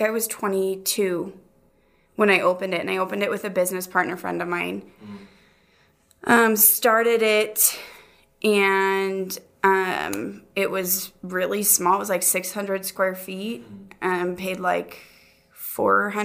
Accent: Montana, United States; moved away as an adult; also born or lived in Utah; now in Rexburg, United States; Born in Utah, raised in Montana. Moved to Rexburg, Idaho when I was 18, out of high school.

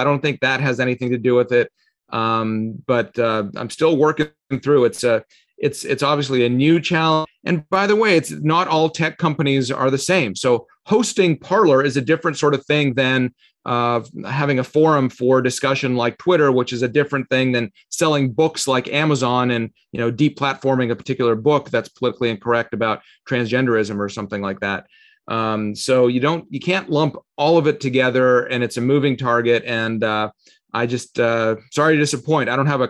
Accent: Canada; also born or lived in Russia; now in Falls Church, United States; I was born in Russia. We immigrated to Canada when I was little, and then I came to the U.S. I'm one of the few people you'll meet who's naturalized twice in his life.

